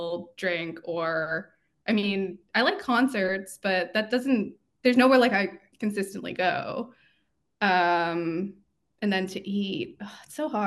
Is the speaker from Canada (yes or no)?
yes; Toronto, Ontario, Canada; moved away; also born or lived in San Francisco; I grew up in Toronto, so it was pretty diverse.